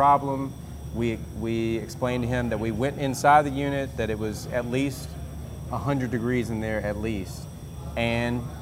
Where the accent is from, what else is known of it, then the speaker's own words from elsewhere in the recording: Murfreesboro, Tennessee, United States; also born or lived in Atlanta; growing up in Murfreesboro